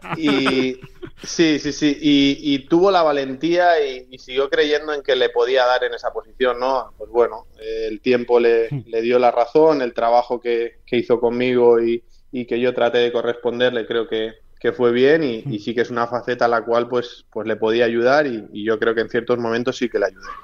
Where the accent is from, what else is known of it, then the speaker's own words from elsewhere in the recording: Spain; moved away as an adult; now in Greece; somos varios españoles